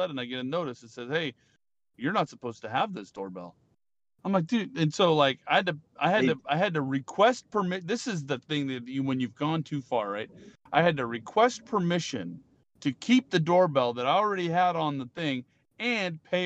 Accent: California, United States; I'm Californian

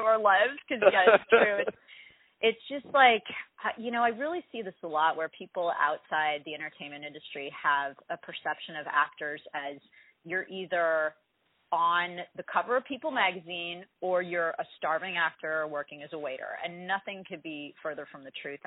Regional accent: Las Vegas, Nevada, United States; also born or lived in Los Angeles; But I grew up, I was born in Los Angeles, but I mostly grew up in Las Vegas.

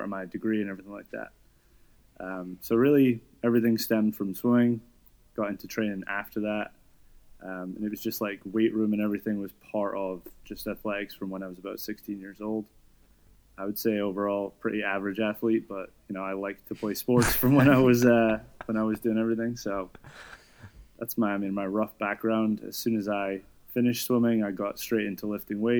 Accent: Scotland, United Kingdom; moved away as an adult; also born or lived in New York; I'm from Scotland, and I was a swimmer growing up.

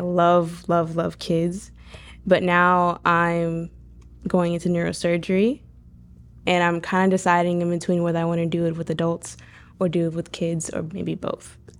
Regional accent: Pulaski, Florida, United States; I was born and raised in Pulaski, Florida, in Putnam County, since I was, you know, little

